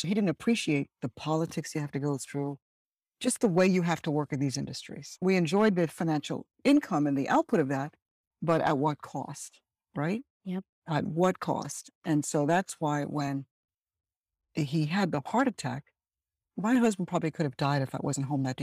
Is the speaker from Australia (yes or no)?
no; Birmingham, West Midlands, United Kingdom; also born or lived in Dominica; now in United States; I was born in Birmingham, England, and because my parents hail from an island in the Caribbean, it's called Dominica